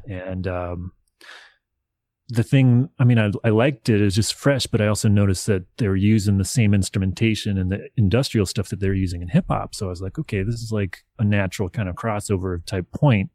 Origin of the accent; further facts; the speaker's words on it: Nashville, Tennessee, United States; I grew up in Nashville, Tennessee